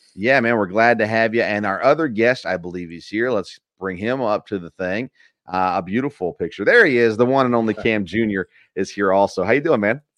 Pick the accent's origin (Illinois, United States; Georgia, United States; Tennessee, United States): Tennessee, United States; moved away; I grew up in Tennessee